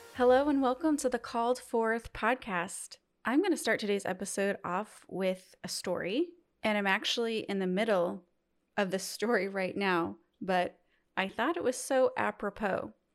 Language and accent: English; Midwest, United States; I'm from the Midwest